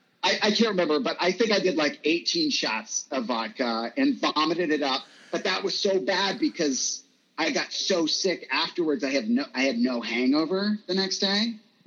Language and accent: English; Virginia, United States; now in Los Angeles, United States; Like, I moved to LA from Virginia, and it was like within a year